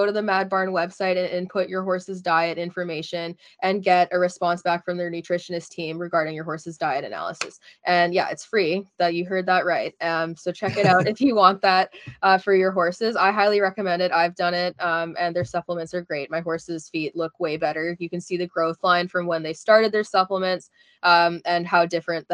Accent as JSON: {"language": "English", "country": "Canada", "said": "As a Canadian"}